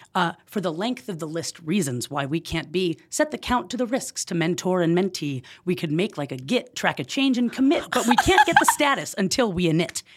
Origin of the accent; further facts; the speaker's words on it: Oakland, California, United States; moved away as an adult; also born or lived in Jackson, Mississippi / Los Angeles, California; I am born and raised in Oakland, California.